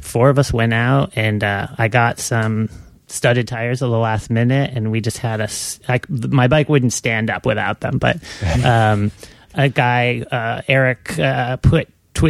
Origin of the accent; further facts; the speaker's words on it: Minnesota, United States; also born or lived in Santa Fe; now in Portland, United States; I grew up in Minnesota